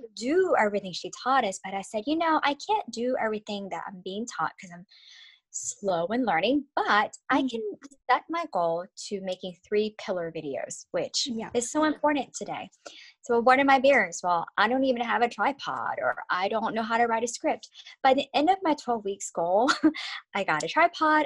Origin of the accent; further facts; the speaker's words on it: United States; I am an American